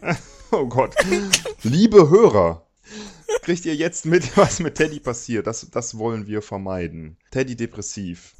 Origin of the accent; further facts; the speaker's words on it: Cologne, North Rhine-Westphalia, Germany; natürlich bin ich Rheinländer, ich bin in Köln geboren